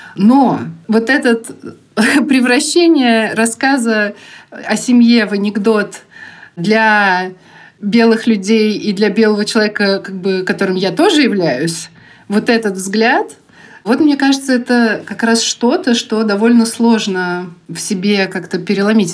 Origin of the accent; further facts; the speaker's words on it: Kazan, Tatarstan, Russia; also born or lived in Bugulma; то, как я жила в Бугульме и в Казани вообще с рождения